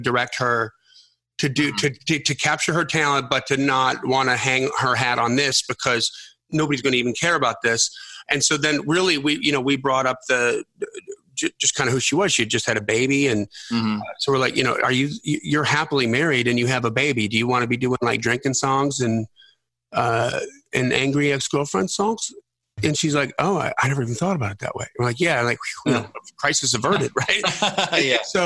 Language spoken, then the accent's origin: English; Milwaukee, Wisconsin, United States; we grew up in the Milwaukee radio market